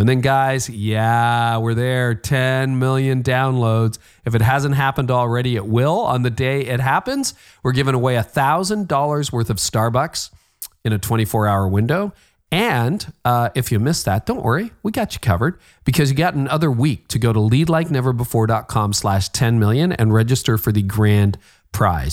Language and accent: English; Midland, Ontario, Canada; also born or lived in Toronto; my hometown of Midland, Ontario.